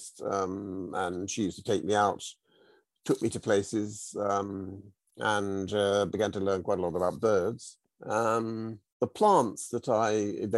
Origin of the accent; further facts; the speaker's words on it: United Kingdom; moved away as an adult; now in South Norfolk, United Kingdom; I grew up in the Chilterns, on the Hertfordshire Buckinghamshire border, and I spent most of the first sort of three quarters of my life there.